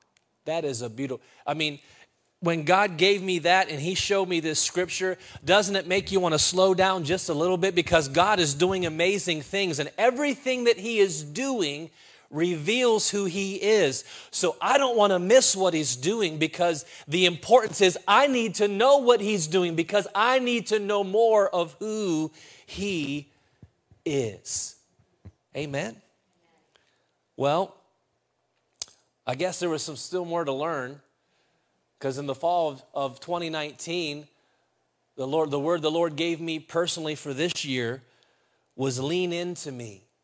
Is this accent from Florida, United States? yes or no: no; Reynoldsdale, Pennsylvania, United States; my mom still had the house that we grew up in Reynoldsdale, Pennsylvania.